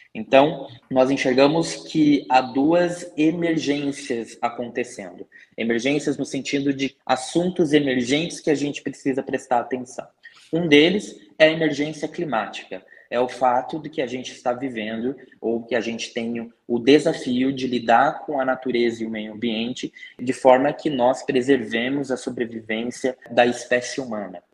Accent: Curitiba, Paraná, Brazil; Eu sou daqui de Curitiba e sempre vivi aqui

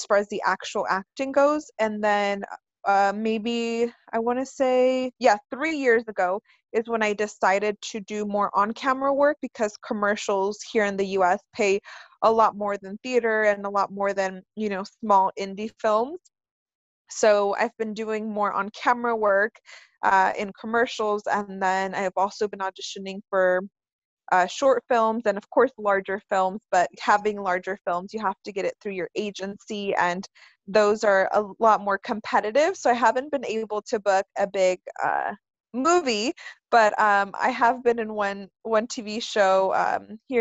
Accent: California, United States; also born or lived in Mexico; I'm from California. I've been living here since I was 4, so it feels like, you know, this is where I'm from, even though I originally was from Mexico

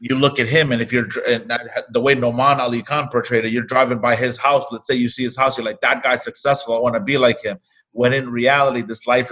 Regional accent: New York, United States; we come from New York City, from a hip hop culture

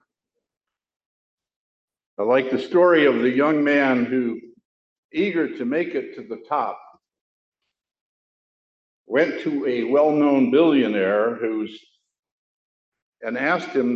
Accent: Chicago, Illinois, United States; my hometown of Chicago

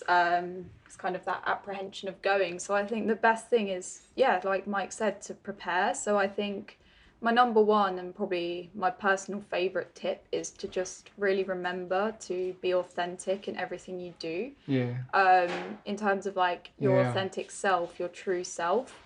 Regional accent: Netherlands; also born or lived in Dover, England / Guildford, England; now in United Kingdom; I'm Dutch. I'm from the Netherlands, but I'm living on the southeast coast of England with my family at the moment, near Dover.

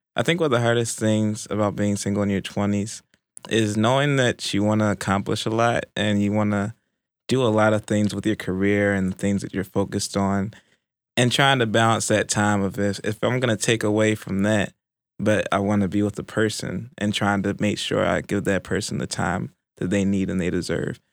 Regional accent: Baltimore, Maryland, United States; moved away; originally from Baltimore, Maryland

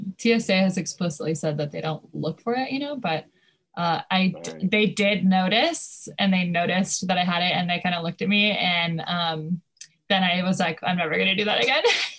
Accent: California, United States; now in Brooklyn, United States; I grew up in California.

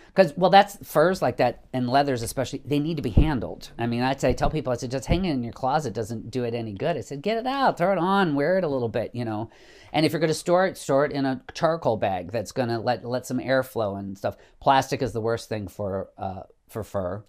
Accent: Savannah, Illinois, United States; now in Chicago, United States; my hometown of Savannah.

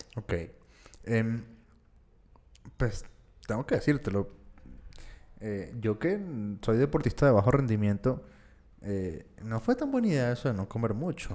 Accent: Venezuela; yo que soy venezolano

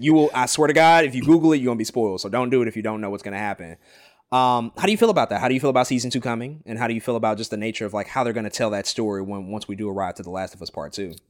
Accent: St. Louis, Missouri, United States; my hometown

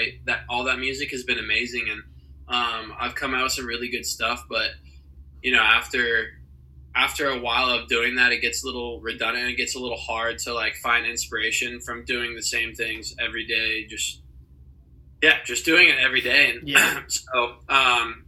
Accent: Fishers, Indiana, United States; moved away as an adult; now in Los Angeles, United States; I'm 23 years old, and I am from Fishers, Indiana.

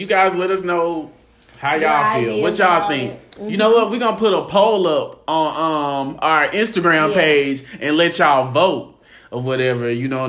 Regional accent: Mississippi, United States; I'm from Mississippi

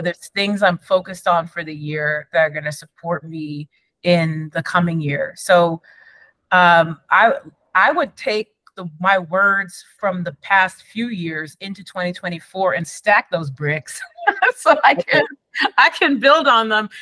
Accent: Endicott, New York, United States; from being a kid growing up in Endicott, New York.

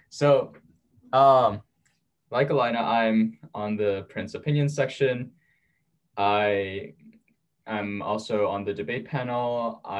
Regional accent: South Korea; born there; also born or lived in New York, United States; So, I was born in South Korea. Um, moved around quite a bit, uh, graduated high school in New York, and now I'm back in South Korea

